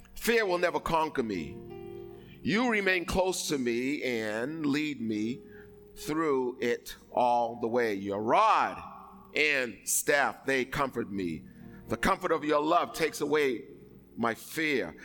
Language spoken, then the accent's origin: English; East Coast, United States; I'm from the East Coast.